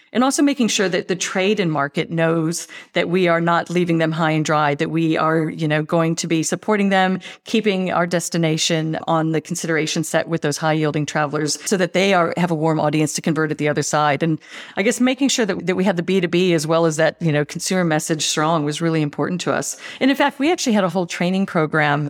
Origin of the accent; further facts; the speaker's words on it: United States; accent: American; now in Australia; I'm, I'm clearly, clearly American